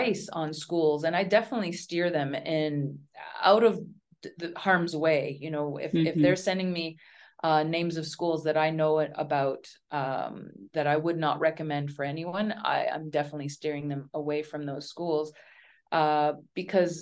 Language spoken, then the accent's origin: English; Ottawa, Ontario, Canada; moved away as an adult; also born or lived in South Korea / Turkey / Oman / China; teaching in Arnprior and outside of Ottawa, my hometown